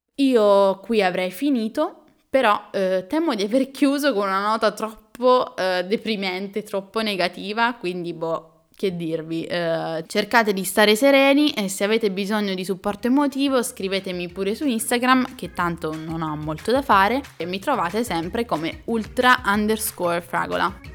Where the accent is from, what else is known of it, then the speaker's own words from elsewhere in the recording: Pineto, Abruzzo, Italy; moved away as an adult; also born or lived in Milan; Pineto, il mio paese d'origine